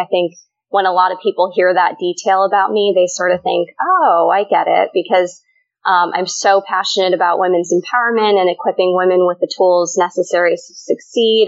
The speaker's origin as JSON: {"language": "English", "region": "Colorado", "country": "United States", "tie": "born or raised there", "said": "my two older sisters and I were born and raised in the U.S. And I grew up in Colorado"}